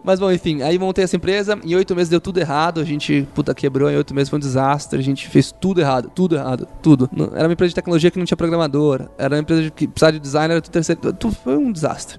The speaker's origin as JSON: {"language": "Portuguese", "town": "Guarujá", "region": "São Paulo", "country": "Brazil", "said": "eu tive uma loja de biquíni no Guarujá, eu sou do Guarujá"}